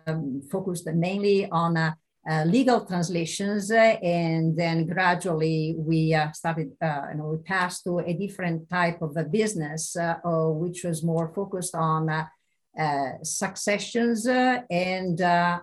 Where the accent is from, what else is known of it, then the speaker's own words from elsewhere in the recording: Ferrara, Emilia-Romagna, Italy; moved away as an adult; now in California, United States; I am not Sicilian. I'm from Ferrara, and I immigrated to California 23 years ago. And I've always been living here.